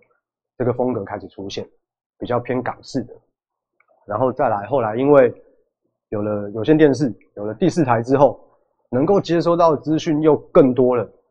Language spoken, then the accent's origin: Chinese; Taiwan; 我们台湾人，我们同样都是属于亚洲亚洲人，而且都是东方人